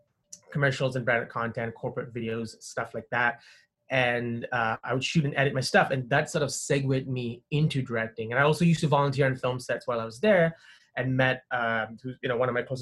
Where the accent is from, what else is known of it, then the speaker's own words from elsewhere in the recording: Malaysia; moved away as an adult; also born or lived in Windsor, Canada; now in Canada; I grew up in Malaysia, which is in Southeast Asia